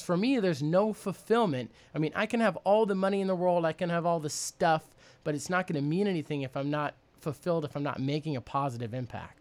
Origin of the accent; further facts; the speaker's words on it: Tomahawk, Wisconsin, United States; I grew up in Tomahawk, Wisconsin